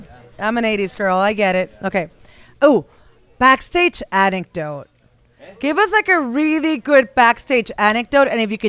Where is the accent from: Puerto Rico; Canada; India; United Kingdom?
Puerto Rico; I'm an island girl, okay? I'm from Puerto Rico.